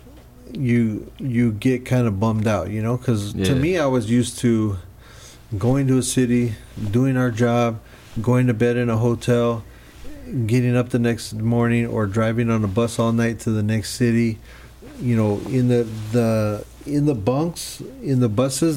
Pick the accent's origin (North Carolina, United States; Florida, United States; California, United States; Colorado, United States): California, United States; Los Angeles; we're, like, rowdy youngsters from L.A.